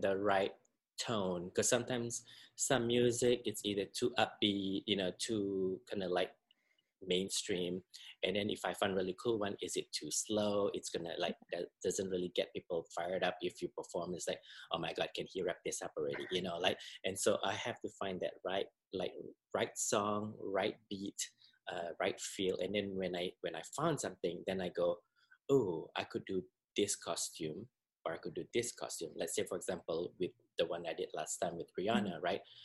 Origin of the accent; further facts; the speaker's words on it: Singapore; moved away as an adult; I'm originally from Singapore, uh, born and raised, and I moved here in 1998